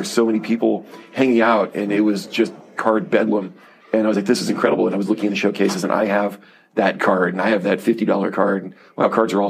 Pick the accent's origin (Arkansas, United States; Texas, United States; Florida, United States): Florida, United States; Miami; growing up in Miami, we really didn't have local teams.